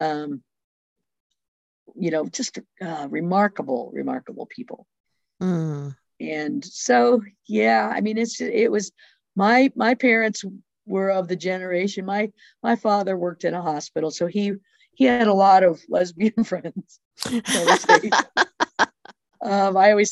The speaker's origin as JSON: {"language": "English", "town": "Boulder", "region": "Colorado", "country": "United States", "tie": "born or raised there", "also_born_or_lived": "Western Slope, Colorado", "said": "I grew up in Boulder, Colorado, and went to the First United Methodist Church for, till I went off to college"}